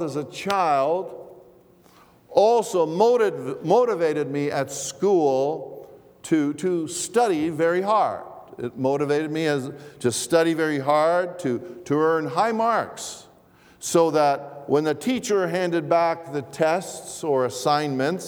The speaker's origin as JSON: {"language": "English", "town": "Toronto", "region": "Ontario", "country": "Canada", "tie": "born or raised there", "also_born_or_lived": "Greece", "second_language": "English", "said": "I am an immigrant to Canada. My family and I moved to Toronto from Greece when I was a child"}